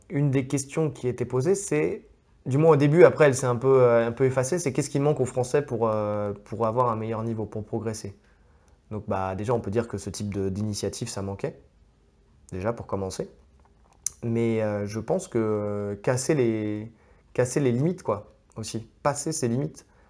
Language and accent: French; France; on est français